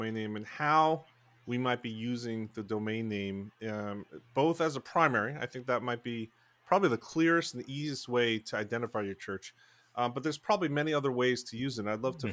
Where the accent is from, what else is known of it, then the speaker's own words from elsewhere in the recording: New Jersey, United States; This is my home state, gateway.org, New Jersey